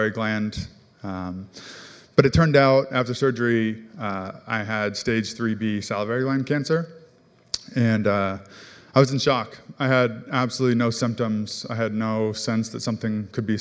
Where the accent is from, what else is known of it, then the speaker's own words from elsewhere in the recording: Mercer Island, Washington, United States; I grew up on Mercer Island